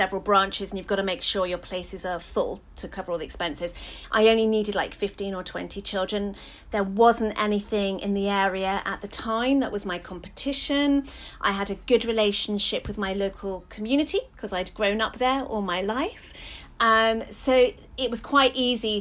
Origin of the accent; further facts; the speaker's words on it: London, United Kingdom; I grew up in Hackney